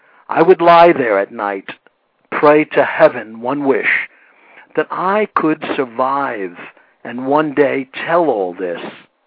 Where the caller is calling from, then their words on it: Princeton, West Virginia, United States; also born or lived in Lodi, United States; I'm here in Princeton, West Virginia.